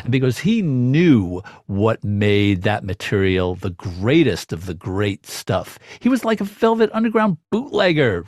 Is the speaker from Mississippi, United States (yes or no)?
no; New York City, New York, United States; also born or lived in Brooklyn / Manhattan; as a New Yorker myself, as somebody who grew up in Queens